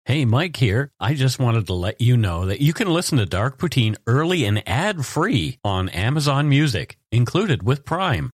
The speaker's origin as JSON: {"language": "English", "town": "Bridgewater", "region": "Nova Scotia", "country": "Canada", "tie": "born or raised there"}